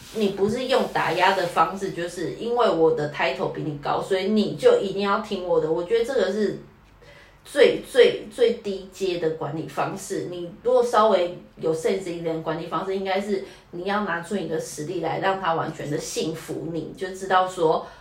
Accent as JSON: {"language": "Chinese", "country": "Taiwan", "said": "我们台湾人"}